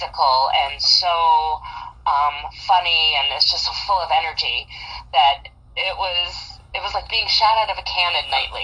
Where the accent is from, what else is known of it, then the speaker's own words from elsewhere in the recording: Madison, Wisconsin, United States; I'm originally from Madison, Wisconsin. Born and raised, Cheesehead